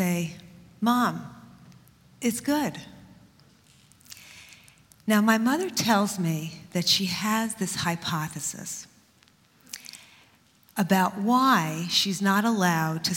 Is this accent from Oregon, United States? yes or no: no; New York City, New York, United States; I grew up in Queens, and in junior high school in Queens in the 60s